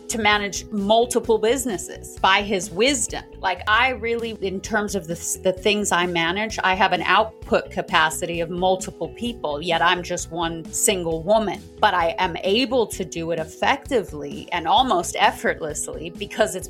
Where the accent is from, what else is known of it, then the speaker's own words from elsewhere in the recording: South Africa; moved away; I'm originally from South Africa